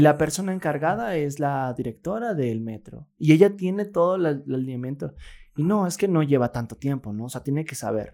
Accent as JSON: {"language": "Spanish", "country": "Mexico"}